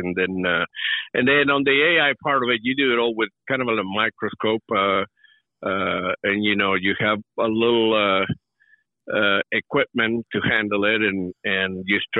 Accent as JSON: {"language": "English", "country": "Uruguay", "tie": "born or raised there", "moved": "yes", "lives_now": "United States", "said": "I grew up in Uruguay, in South America, just a small country right between Argentina and Brazil."}